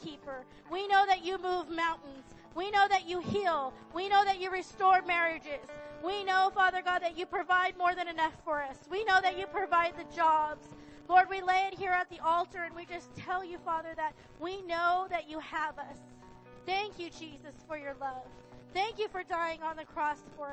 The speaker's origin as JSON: {"language": "English", "town": "Riverside", "region": "California", "country": "United States", "tie": "born or raised there", "also_born_or_lived": "Barstow, California", "said": "I lived in Barstow from the time I was born. I was born in Barstow Hospital, and then when I was in third grade, we moved to Riverside."}